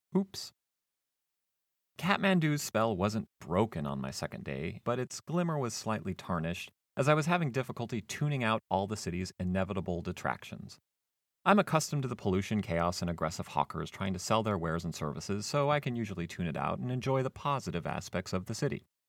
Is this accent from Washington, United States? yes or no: yes; Seattle, Washington, United States; moved away as an adult; also born or lived in California / Arlington, Virginia; I'm from the west coast of the United States, growing up in the Seattle area and going to school later and living in California